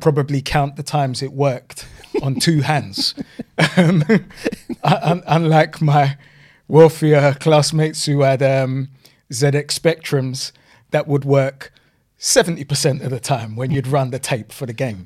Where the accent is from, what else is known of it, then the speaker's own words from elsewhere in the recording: London, United Kingdom; also born or lived in Kennington, London; we moved from New Cross to my grandparents' house